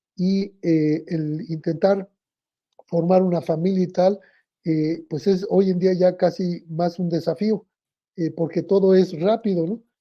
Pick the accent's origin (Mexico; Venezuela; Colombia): Mexico; me tocó ser el primer mexicano en hablar de sexualidad en el radio